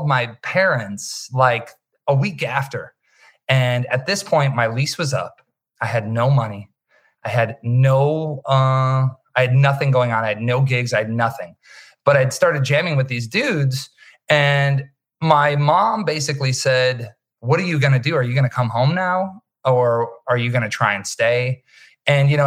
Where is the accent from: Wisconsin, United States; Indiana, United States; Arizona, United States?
Wisconsin, United States; moved away as an adult; now in Los Angeles, United States; Growing up in Wisconsin, you know, there is, we were kind of few and far between